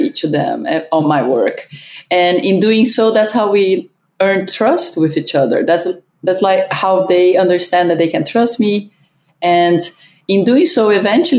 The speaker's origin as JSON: {"language": "English", "country": "Brazil", "tie": "born or raised there", "also_born_or_lived": "Germany (ancestry) / Ohio", "moved": "as an adult", "said": "I was born in Brazil. My father came work in Brazil, and my whole family, both of my parents are German"}